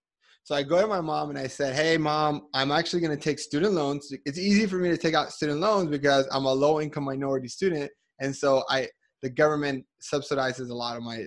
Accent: Colombia; now in United States; I'm also not from America, I'm from Colombia

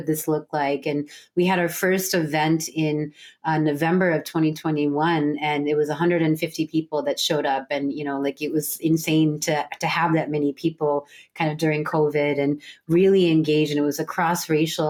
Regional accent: United States; born or raised there; also born or lived in San Francisco

